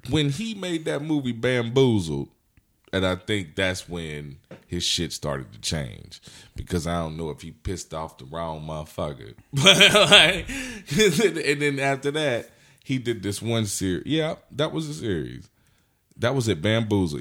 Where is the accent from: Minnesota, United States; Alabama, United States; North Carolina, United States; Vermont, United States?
North Carolina, United States; Anson County; now in Charlotte, United States; I grew up in Anson County.